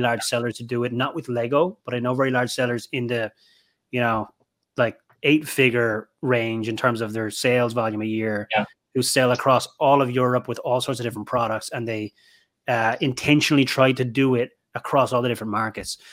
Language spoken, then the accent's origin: English; Ireland; moved away; my home country of Ireland